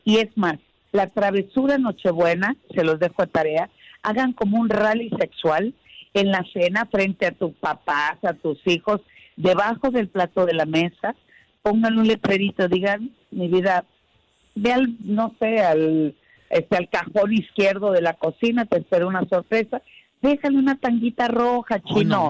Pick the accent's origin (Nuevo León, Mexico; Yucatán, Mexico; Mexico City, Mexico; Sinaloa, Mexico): Sinaloa, Mexico; moved away; besos desde mi tierra